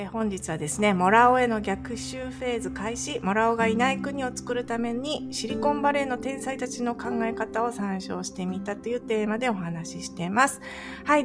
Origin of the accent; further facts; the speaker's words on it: Japan; moved away as an adult; now in California, United States; 私はもっと地方出身なんですよ